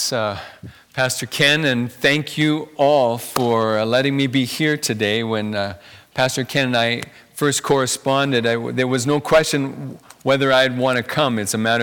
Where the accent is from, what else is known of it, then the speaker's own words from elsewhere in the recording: Carbon, Alberta, Canada; I grew up in Carbon, Alberta, near Three Hills